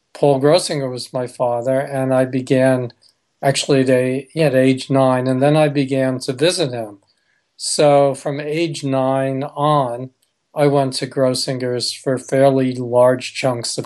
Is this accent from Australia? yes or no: no; New York City, New York, United States; I was born, so I was raised in New York City